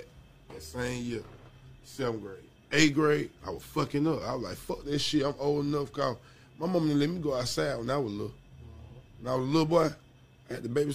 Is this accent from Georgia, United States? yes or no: yes; College Park, Georgia, United States; also born or lived in East Point, Georgia; I was born in College Park